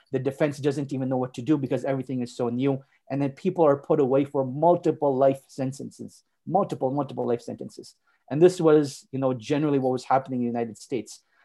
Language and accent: English; Montreal, Quebec, Canada; moved away as an adult; also born or lived in Saudi Arabia; now in Calgary, Canada; I was born and raised in Montreal, and I spent the vast majority of my life there.